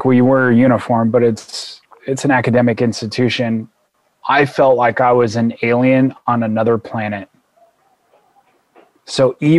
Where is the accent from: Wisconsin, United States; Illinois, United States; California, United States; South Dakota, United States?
California, United States; Like I grew up in Southern California and my mom and I had great times.